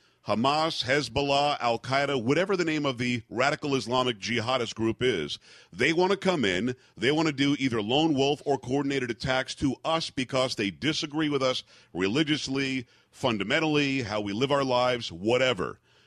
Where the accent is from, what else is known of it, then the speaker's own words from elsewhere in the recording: South Florida, United States; moved away; also born or lived in New York area; I grew up in South Florida.